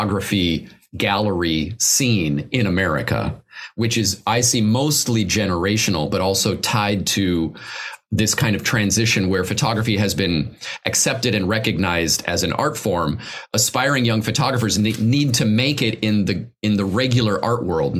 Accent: United States

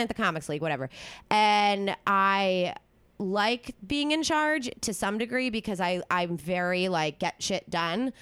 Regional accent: East Coast, United States; I'm from the East Coast

